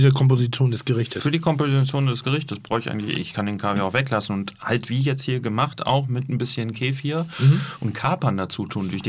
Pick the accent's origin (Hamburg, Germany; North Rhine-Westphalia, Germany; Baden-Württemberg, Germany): North Rhine-Westphalia, Germany; Grünkohl kennen wir auch aus dem Ruhrgebiet, wo ich herkomme.